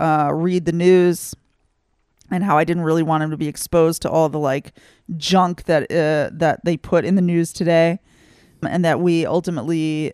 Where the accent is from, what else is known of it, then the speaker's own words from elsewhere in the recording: Texas, United States; now in Israel; I grew up in Texas. Here in Israel